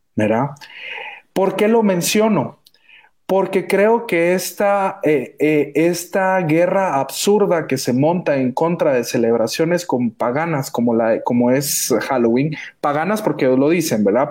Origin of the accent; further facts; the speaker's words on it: Guatemala; somos guatemaltecos